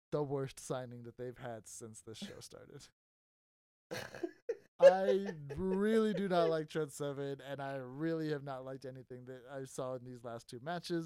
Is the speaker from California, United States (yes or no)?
no; Texas, United States; It's my home state.